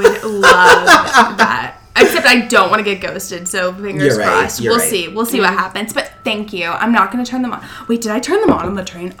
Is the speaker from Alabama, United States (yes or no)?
yes; Birmingham, Alabama, United States; Okay. So I'm from Alabama.